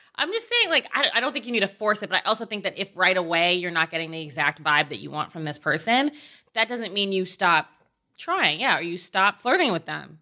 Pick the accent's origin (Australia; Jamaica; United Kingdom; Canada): Canada; Oakville, Ontario; moved away; I grew up in Oakville, Ontario